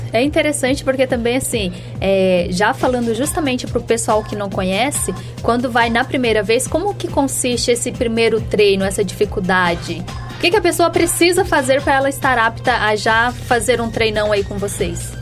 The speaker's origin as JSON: {"language": "Portuguese", "region": "Minas Gerais", "country": "Brazil", "said": "como a gente é lá de Minas"}